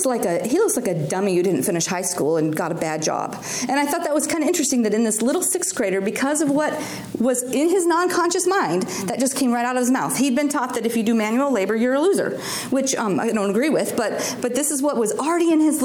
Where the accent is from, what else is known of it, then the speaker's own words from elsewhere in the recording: Alaska, United States; I grew up in Alaska